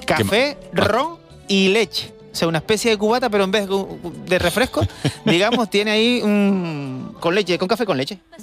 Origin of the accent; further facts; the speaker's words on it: Lanzarote, Canary Islands, Spain; Yo, yo me crié en Lanzarote